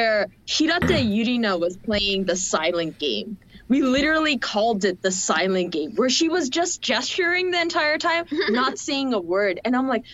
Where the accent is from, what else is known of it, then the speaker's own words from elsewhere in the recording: Seoul, South Korea; moved away; I was from Korea